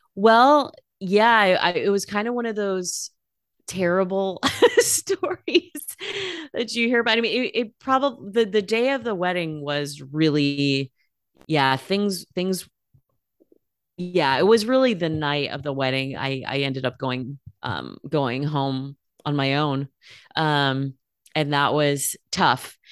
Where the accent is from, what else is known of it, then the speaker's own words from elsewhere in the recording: California, United States; moved away as an adult; also born or lived in Bay Area / Los Angeles; now in Portland, United States; I was born in California. I'm a West Coast girl